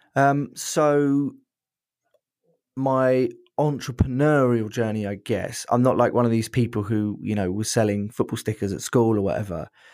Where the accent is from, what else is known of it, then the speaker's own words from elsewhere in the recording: Brighton, South East England, United Kingdom; I'm from Brighton